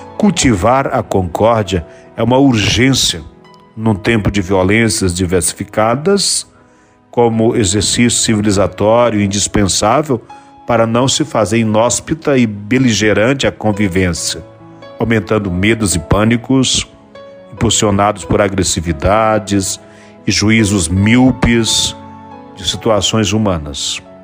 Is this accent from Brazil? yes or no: yes; Brazil; somos brasileiros, somos irmãos